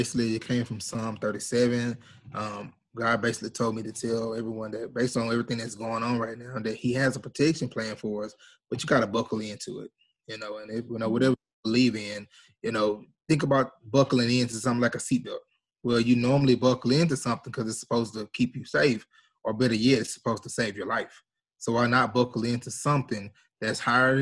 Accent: Shreveport, Louisiana, United States; I was born here in Shreveport, Louisiana

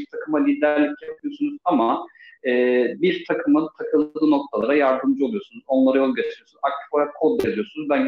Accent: Istanbul, Turkey; born there; Ee, 1982 İstanbul doğumluyum.

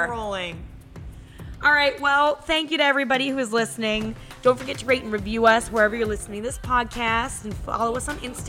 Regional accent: East Brunswick, New Jersey, United States; I grew up in East Brunswick

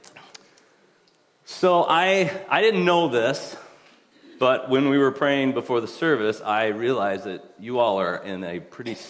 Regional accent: Allendale, Michigan, United States; we grew up in West Michigan, I grew up in Allendale

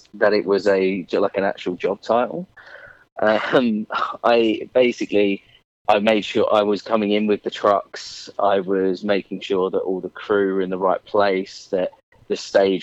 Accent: Essex, East of England, United Kingdom; I'm from a little place just outside London called Essex. Been here all of my life.

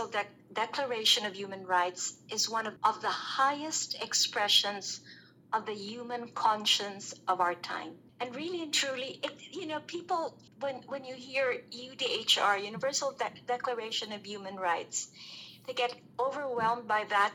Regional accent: Philippines; I'm from the Philippines.

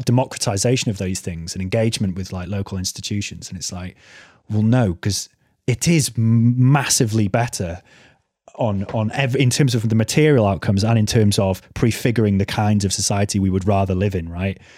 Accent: North Wales, United Kingdom; where I grew up in North Wales

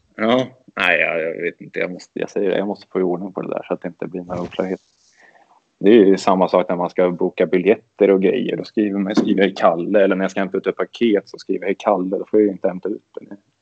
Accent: Örebro, Örebro County, Sweden; när man växte upp att det var mycket ÖSK

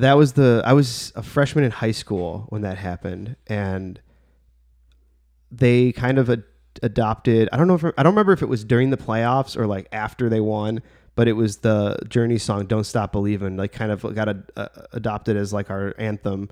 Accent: Bridgeview, Illinois, United States; my hometown of Bridgeview

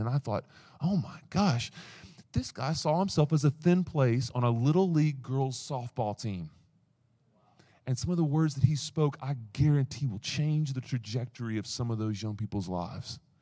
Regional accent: East Tennessee, United States; I come from East Tennessee

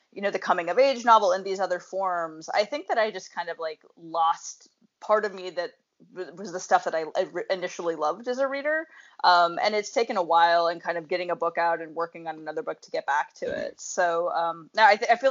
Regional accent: Montana, United States; I'm from Montana

